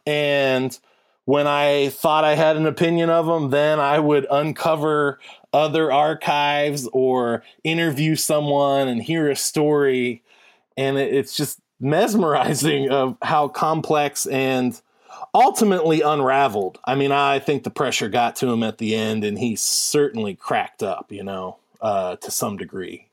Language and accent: English; Warren, Ohio, United States; I'm from Warren, Ohio, which is adjacent to Youngstown.